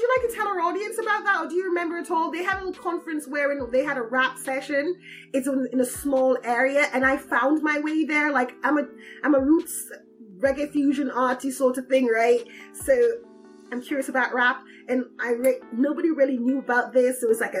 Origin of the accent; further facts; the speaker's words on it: Toronto, Ontario, Canada; Yeah, I'm Scarboroughian.